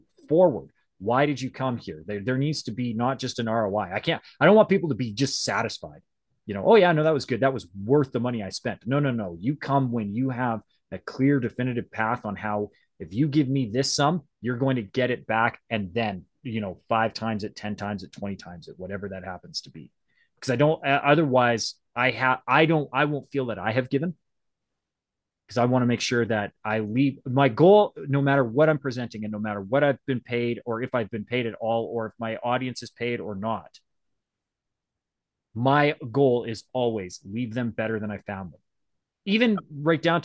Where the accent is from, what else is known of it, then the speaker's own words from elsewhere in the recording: Western Canada, Canada; I'm Canadian, so French is like, I should know French, but I grew up in Western Canada